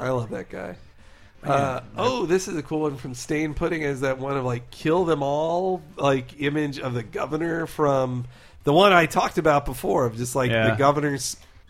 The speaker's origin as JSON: {"language": "English", "region": "New York", "country": "United States", "said": "Hey, I'm from Nassau County."}